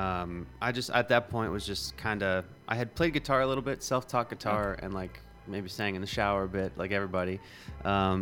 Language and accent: English; Bethlehem, Pennsylvania, United States; moved away as an adult; now in Philadelphia, United States; I'm from Bethlehem